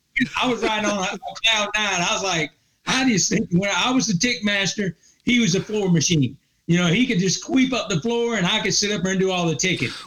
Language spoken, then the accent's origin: English; Clinton, South Carolina, United States; So I went to Clinton High School, which is in Lawrence County. It's got a small college by the name of Presbyterian College in that little town.